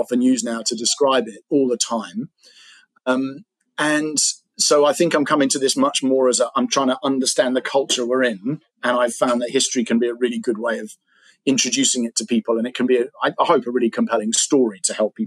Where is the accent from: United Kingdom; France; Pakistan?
United Kingdom; England; I'm an English guy